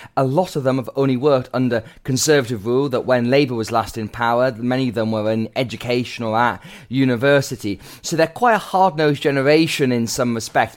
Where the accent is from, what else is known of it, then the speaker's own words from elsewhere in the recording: Gateshead, North East England, United Kingdom; growing up in Gateshead, a town that f, often had fallen into the Left Behind category.